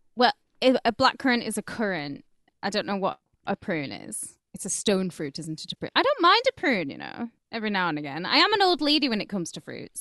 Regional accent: United Kingdom; we're all British

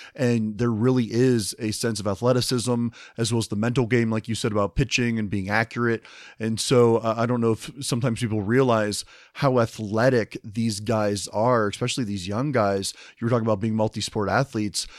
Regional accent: the Midwest, just outside Cincinnati, Ohio, United States; I'm from the Midwest myself, just outside Cincinnati

